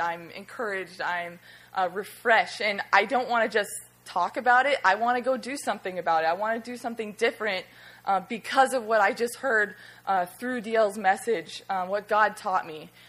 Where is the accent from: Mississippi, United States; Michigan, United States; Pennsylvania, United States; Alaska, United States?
Alaska, United States; now in Florida, United States; I'm from Alaska